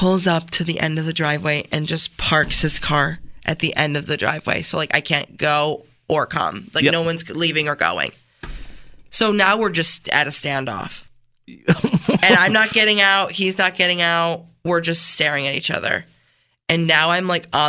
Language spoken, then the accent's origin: English; Canandaigua, New York, United States; I'm from Canandaigua